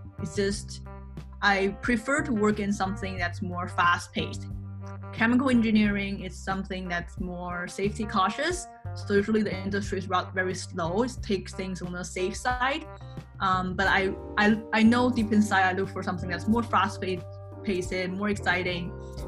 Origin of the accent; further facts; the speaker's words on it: Canada; now in China; I am a Chinese Canadian. I was born in China, but I grew up in Canada. When I was 14, my parents divorced and my mom took me to Canada.